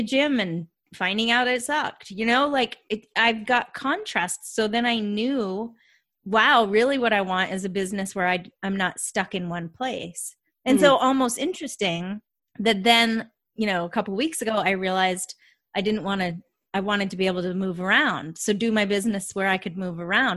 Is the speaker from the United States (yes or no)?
yes; Vermont, United States; moved away as an adult; now in Atlanta, United States; I live in Atlanta, Georgia, but I grew up in Vermont. Like right on the Canadian border